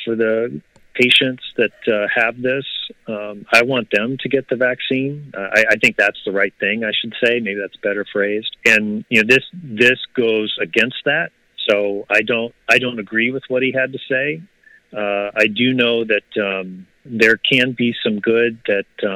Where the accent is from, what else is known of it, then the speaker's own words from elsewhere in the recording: Ohio, United States; Growing up in Ohio